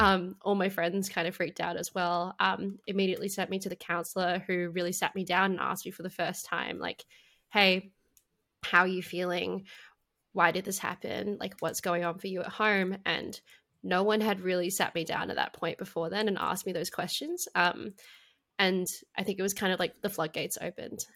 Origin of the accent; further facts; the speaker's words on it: Perth, Western Australia, Australia; I grew up in Perth, um, in West Australia